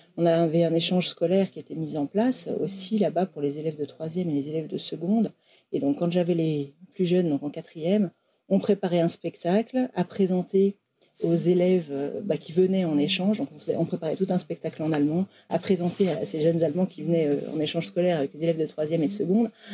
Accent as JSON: {"language": "French", "area": "Académie de Lyon", "region": "Auvergne-Rhône-Alpes", "country": "France", "moved": "as an adult", "lives_now": "Vosges, France", "said": "je viens de l'Académie de Lyon à la base"}